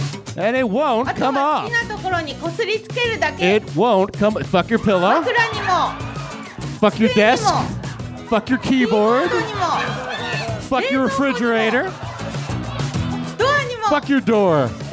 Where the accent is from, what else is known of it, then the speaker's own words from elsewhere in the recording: Philadelphia, Pennsylvania, United States; moved away; I'm from Philadelphia.